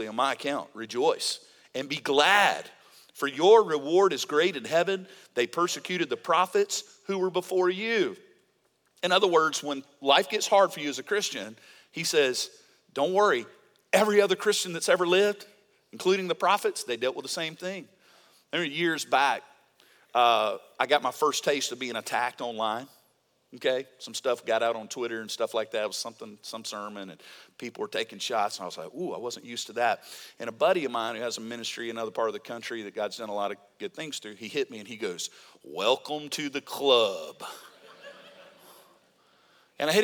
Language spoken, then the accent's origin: English; Mississippi, United States; I'm from Mississippi